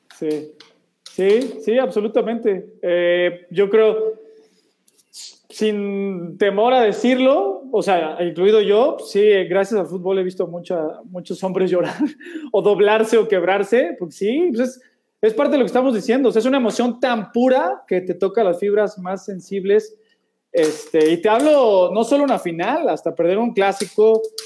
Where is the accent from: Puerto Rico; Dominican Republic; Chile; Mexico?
Mexico; Mexico City; also born or lived in United States / Spain; somos del DF, ahí por